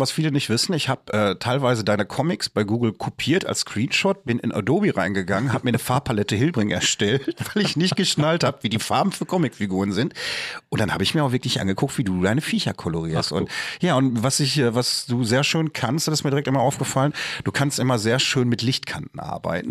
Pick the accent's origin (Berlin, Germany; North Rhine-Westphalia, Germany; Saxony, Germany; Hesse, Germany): North Rhine-Westphalia, Germany; Bochum; ich komme aus Bochum